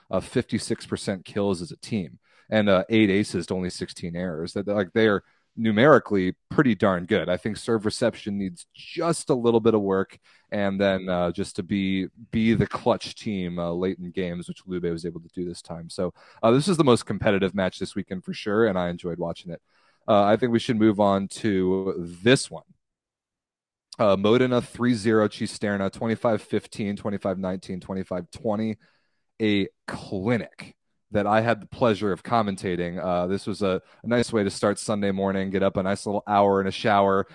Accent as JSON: {"language": "English", "country": "United States", "said": "as an American fan"}